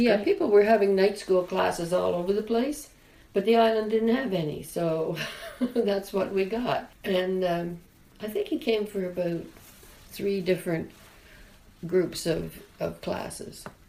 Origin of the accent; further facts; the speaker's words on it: Denbigh, Ontario, Canada; moved away; I come from the North Country